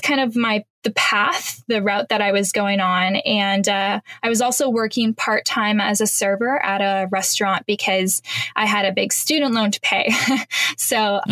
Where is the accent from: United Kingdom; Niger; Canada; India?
Canada; moved away as an adult; now in Panama; I'm Canadian